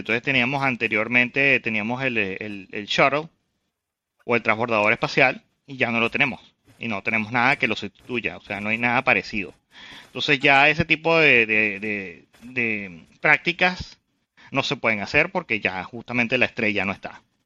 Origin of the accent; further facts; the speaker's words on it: Venezuela; somos de Venezuela